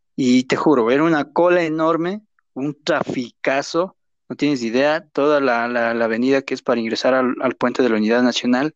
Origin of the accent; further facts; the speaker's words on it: Riobamba, Chimborazo, Ecuador; moved away; also born or lived in Durán; somos de Río